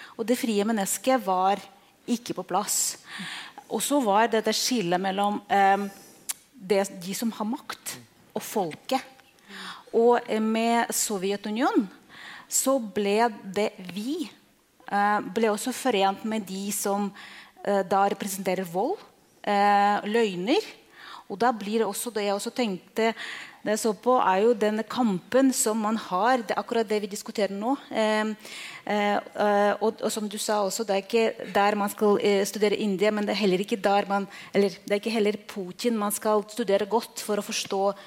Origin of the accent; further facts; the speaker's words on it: Russia; for meg som en russer